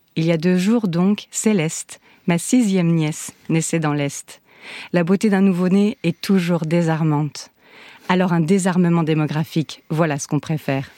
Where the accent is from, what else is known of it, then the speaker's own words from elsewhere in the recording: Lorraine, Grand Est, France; Je suis Lorraine